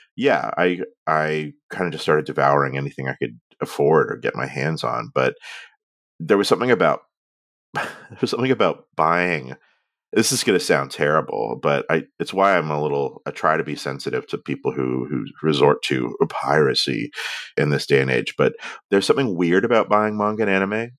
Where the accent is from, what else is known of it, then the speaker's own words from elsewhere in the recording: Canada; accent: Canadian; my Canadian accent where we only have, like, the most nasal vowels